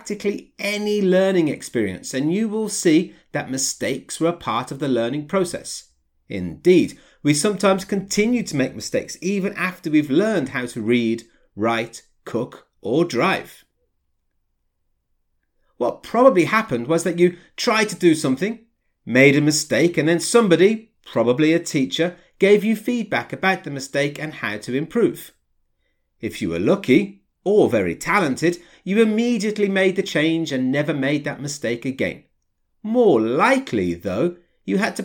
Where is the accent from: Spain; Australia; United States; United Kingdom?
United Kingdom; England; I come from England.